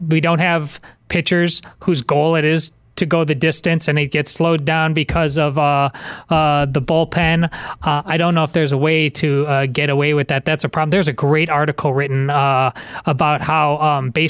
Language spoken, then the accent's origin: English; Madison, Wisconsin, United States; moved away; I was a couple weeks ago back in my hometown of Madison, Wisconsin